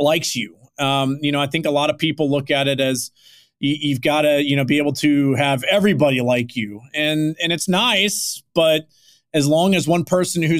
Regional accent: Houston, Texas, United States; I grew up in Houston

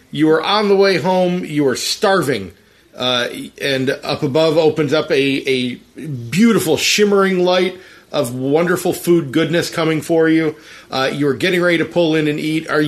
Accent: Philadelphia, Pennsylvania, United States; moved away; I was from Philadelphia, right?

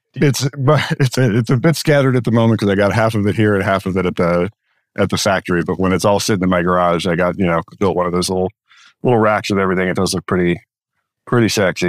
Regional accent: Chicago, Illinois, United States; I grew up in Chicago

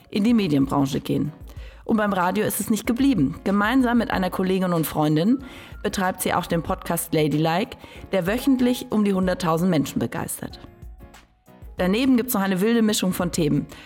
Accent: Greifswald, Mecklenburg-Vorpommern, Germany; moved away as an adult; now in Berlin, Germany; als ja, westdeutsches Mädchen nach dem Abitur nach Greifswald gekommen bin zum Studieren.

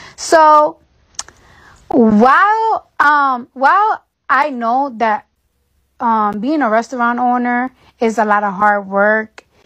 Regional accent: New York, United States; now in Atlanta, United States; I'm from New York

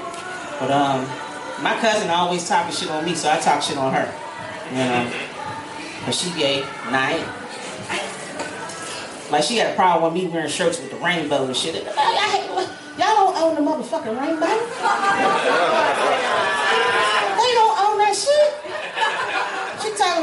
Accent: Pennsylvania, United States; now in Atlanta, United States; I come from up north. I'm from Pennsylvania

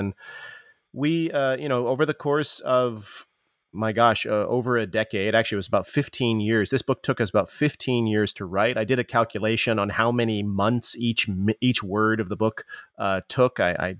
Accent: East Coast, United States; now in California, United States; Yeah, for myself, I'm an East Coaster. I was born on the East Coast, but made my way after grad school at Columbia to California.

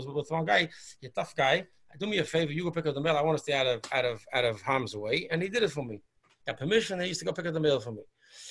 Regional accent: New York City, New York, United States; I was born in Borough Park. I went to the yeshivas I went

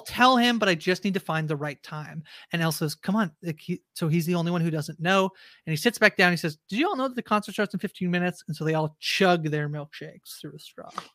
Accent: Canada; I know I'm Canadian

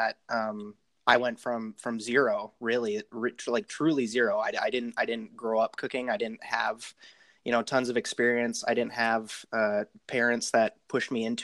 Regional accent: Wisconsin, United States; now in Seattle, United States; I grew up in Wisconsin originally

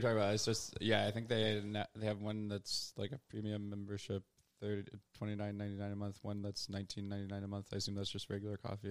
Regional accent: Louisville, Kentucky, United States; moved away as an adult; also born or lived in Wisconsin / Chicago; now in New York, United States; I did grew up in Louisville

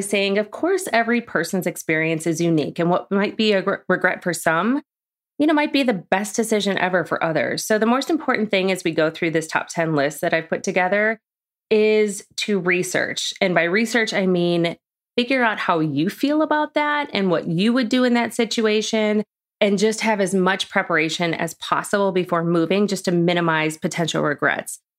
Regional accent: Chicago, Illinois, United States; moved away as an adult; also born or lived in Orland Park, Illinois / New York City / Bloomington, Illinois; now in Charlotte, United States; I grew up in Chicago.

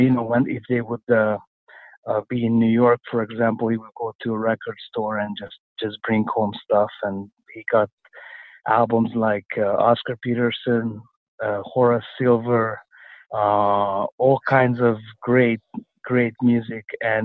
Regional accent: Budapest, Hungary; also born or lived in Nyíregyháza, Hungary; now in Canada; when I was about 3.5 or 4 years old, we moved to Budapest, Hungary. So that's where I grew up

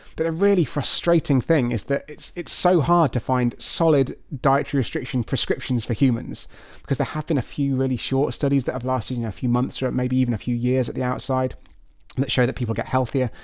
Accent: United Kingdom; I'm afraid I'm thoroughly British through and through

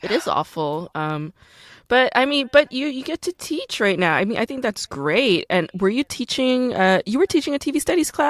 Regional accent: United States; also born or lived in Korea; I'm an American.

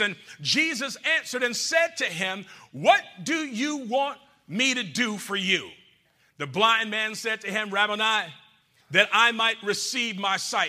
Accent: Georgia, United States; I'm from Georgia. I'm from Georgia

